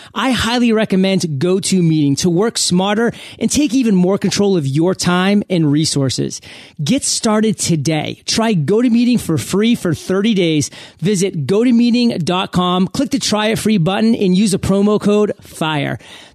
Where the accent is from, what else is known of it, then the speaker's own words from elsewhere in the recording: New England, United States; I'm a Red Sox fan, born and raised in New England